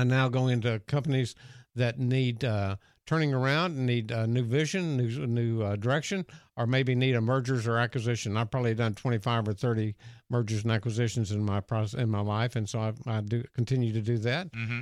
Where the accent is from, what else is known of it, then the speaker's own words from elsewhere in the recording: Dallas, Texas, United States; I grew up in Dallas, Texas